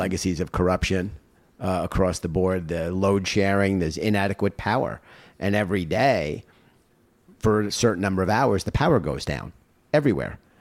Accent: United States; I'm, uh, as proud an American as anyone

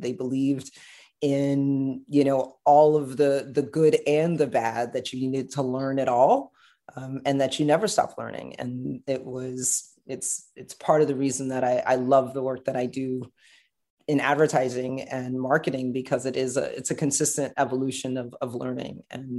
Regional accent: New York City, New York, United States; his family immigrated, of course, to Brooklyn, where I was born and raised.

